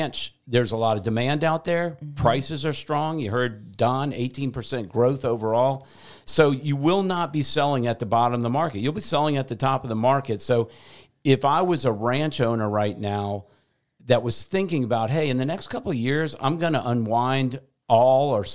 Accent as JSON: {"language": "English", "region": "Louisiana", "country": "United States", "said": "I am from Louisiana"}